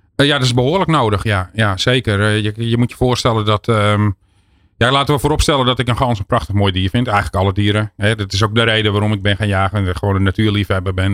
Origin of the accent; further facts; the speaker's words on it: Netherlands; we als Nederlanders